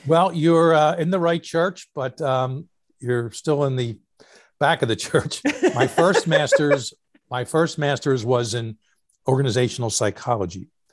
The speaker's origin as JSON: {"language": "English", "town": "Philadelphia", "region": "Pennsylvania", "country": "United States", "tie": "born or raised there", "also_born_or_lived": "New York City", "said": "growing up in Philly"}